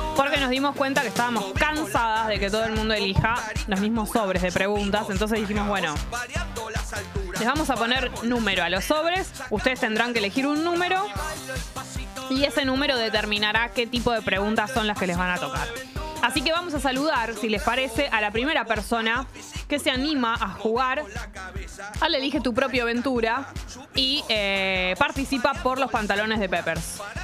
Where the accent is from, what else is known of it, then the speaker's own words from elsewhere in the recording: Buenos Aires, Argentina; lo digo yo como porteña